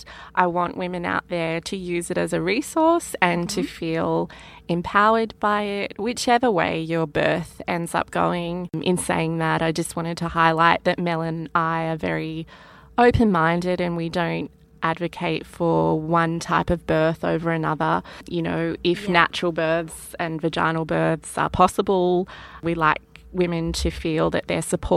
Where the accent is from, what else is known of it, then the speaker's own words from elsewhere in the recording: Australia; accent: Australian; our Australian accents